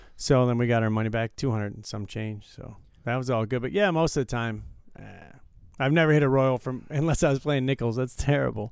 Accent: Detroit, Michigan, United States; now in Las Vegas, United States; growing up in Detroit

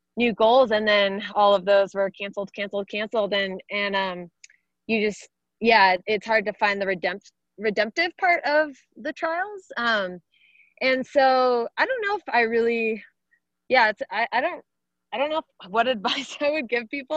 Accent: Arizona, United States; here in my home state of Arizona

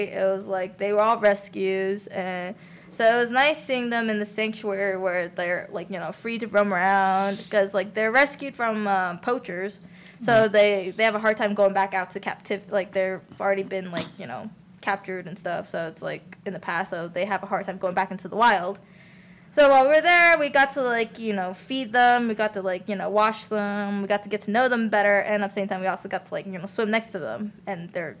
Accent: Shanghai, China; also born or lived in Hong Kong / Singapore; I grew up in Shanghai and, like, Hong Kong, Singapore.

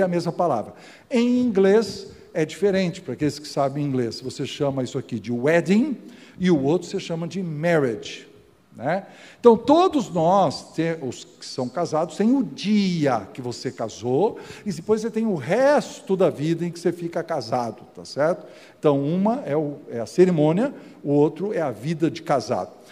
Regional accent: Casa Branca, São Paulo, Brazil; eu nasci aqui em Casa Branca, eu sou um caipirão

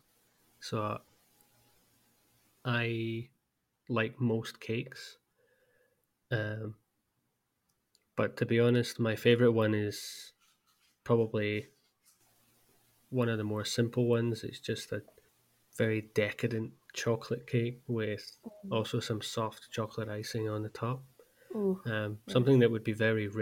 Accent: Scotland, United Kingdom; being Scottish myself

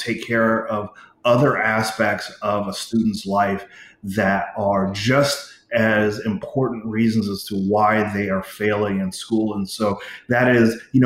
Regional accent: Los Angeles, California, United States; moved away as an adult; also born or lived in Arkansas, United States / Hawaii, United States / Boston, United States; I was actually born in the South in Arkansas and grew up out West in Hawaii and California, and went to a Jesuit high school in Los Angeles

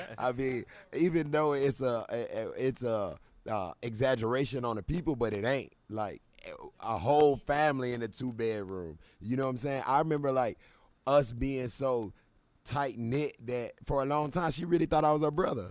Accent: Charlotte, North Carolina, United States; I'm a guy from Charlotte, North Carolina

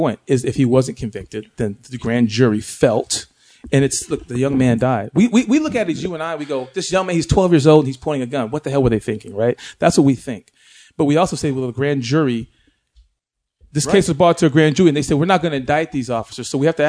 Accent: Great Falls, Montana, United States; born there; Yes, I was born in Great Falls, Montana, and my father was stationed there.

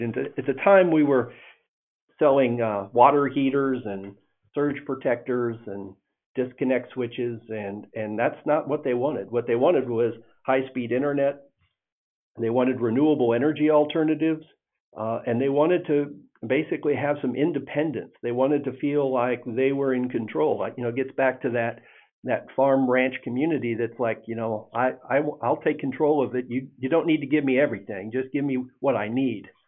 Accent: Indiana, United States; now in Texas, United States; I grew up in Indiana, uh, and uh, I had uh, we had a farm in northern Indiana

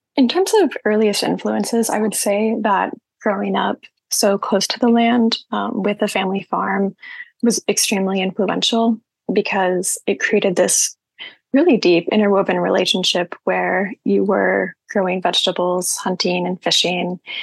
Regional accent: Southern Illinois, United States; now in Knoxville, United States; I am from Southern Illinois. I grew up in a really rural community where my family has a farm

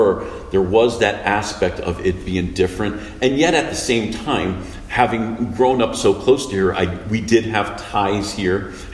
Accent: Bloomfield, New Jersey, United States; also born or lived in Newark; I grew up not far from here. I grew up in Bloomfield, maybe about 4 or so miles away from here. Mm. Of course, my family has roots here in Newark.

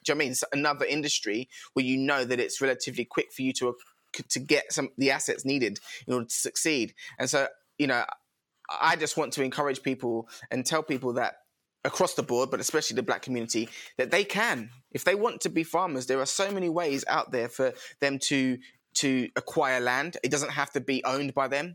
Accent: London, United Kingdom; also born or lived in Croydon; now in Kent, United Kingdom; I was originally based sort of Brixton Tulse Hill area.

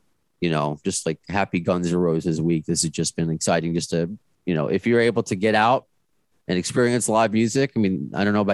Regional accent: New York, United States; Me being the New Yorker working in Cape Cod radio

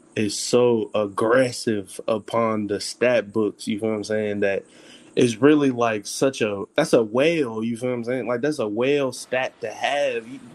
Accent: Ohio, United States; I'm from Ohio, Midwest shit

